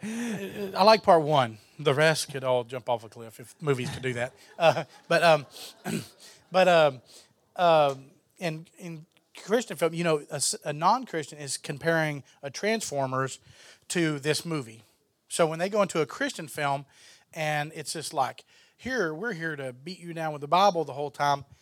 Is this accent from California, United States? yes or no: no; Texas, United States; I'm from Texas